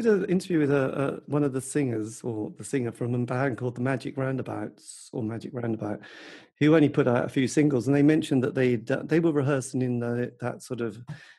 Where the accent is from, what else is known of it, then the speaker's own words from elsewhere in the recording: Norwich, East of England, United Kingdom; I come from Norwich.